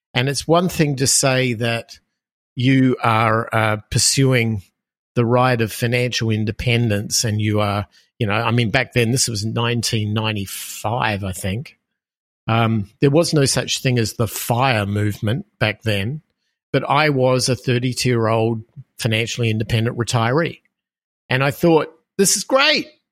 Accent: Australia; moved away; as people will hear from my accent, I am from Australia originally. Um, I grew up in Australia

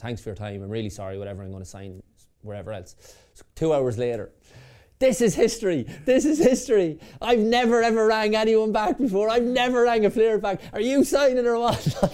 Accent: Sligo, Connacht, Ireland; I'm from Sligo, so a Sligo fan

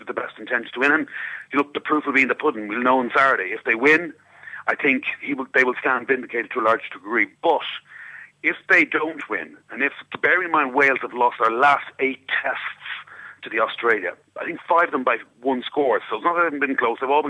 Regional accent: Ireland; I'm Irish

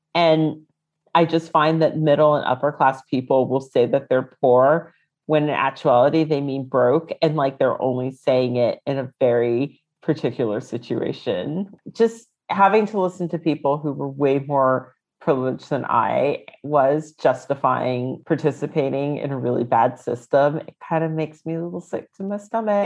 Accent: United States; moved away as an adult; now in London, United Kingdom; I lived in the DC area

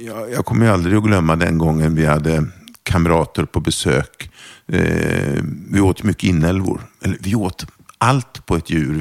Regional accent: Torshälla, Södermanland, Sweden; first language German; Swedish is a second language; Jag växte upp utanför en pytteliten stad som heter Torshälla. Mm -hmm. Som ligger utanför Eskilstuna.

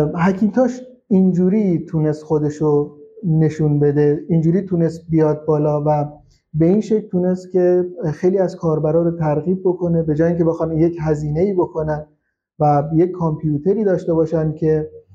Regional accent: Shush, Khuzestan, Iran; من اهل خوزستانم شهرستان شوش

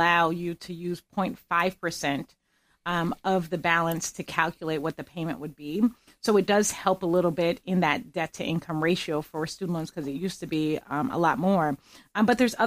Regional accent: Pennsylvania, United States; moved away as an adult; also born or lived in Gettysburg / Boston; now in Florida, United States; I grew up in Pennsylvania as a whole

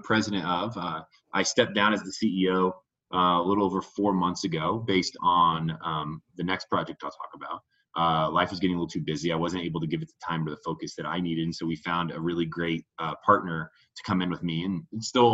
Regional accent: Indiana, United States; moved away as an adult; also born or lived in Denver; I grew up in Indiana, small Midwestern town, and I'm only child

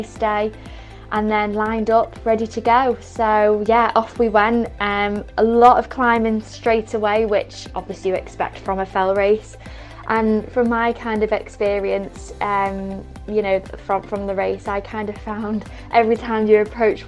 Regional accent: Cheshire, North West England, United Kingdom; I come from Cheshire

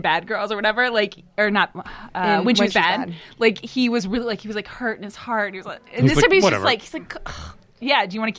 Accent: Rockville, Maryland, United States; I grew up in Rockville.

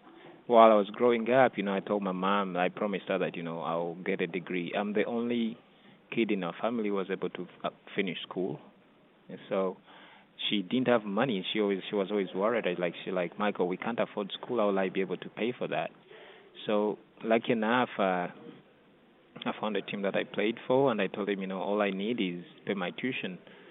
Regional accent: Uganda; now in United States; Living in the U.S., you have more resources available to you compared to back home.

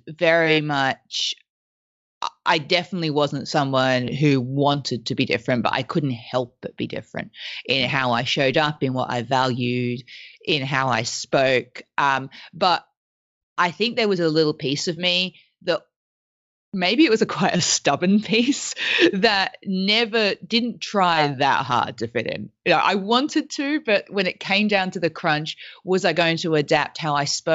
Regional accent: Australia; accent: weird accent; first language French; English is a second language; I grew up in Australia

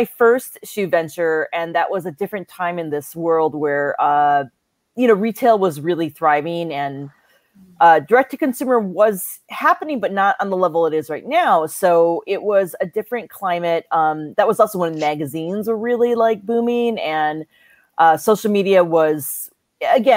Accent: Ann Arbor, Michigan, United States; also born or lived in New York; now in Los Angeles, United States; I'm Chinese American and, I was born and raised in Ann Arbor, Michigan

